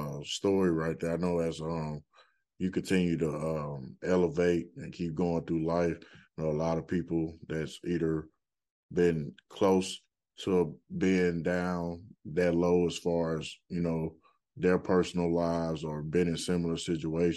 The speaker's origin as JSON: {"language": "English", "town": "Birmingham", "region": "Alabama", "country": "United States", "tie": "born or raised there", "also_born_or_lived": "Anniston, Alabama", "said": "That's my hometown, Birmingham. So I'm from there"}